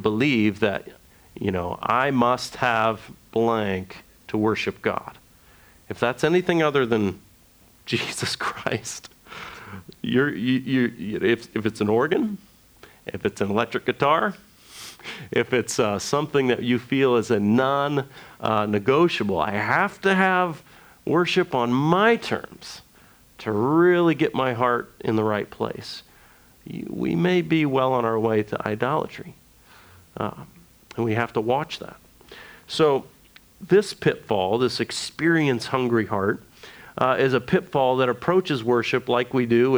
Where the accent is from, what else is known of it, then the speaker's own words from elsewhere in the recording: United States; being an American evangelical, we are very experiential people